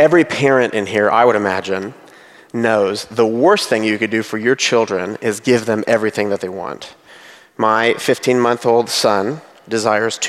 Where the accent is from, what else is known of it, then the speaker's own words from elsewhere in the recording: United States; I'm an American